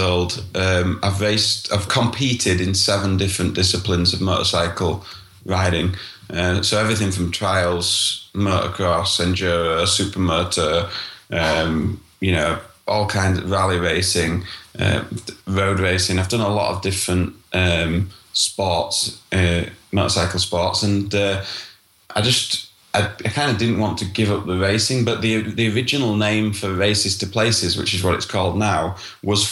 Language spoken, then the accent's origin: English; Yorkshire and the Humber, United Kingdom; I'm from Yorkshire, North Yorkshire in the United Kingdom, in England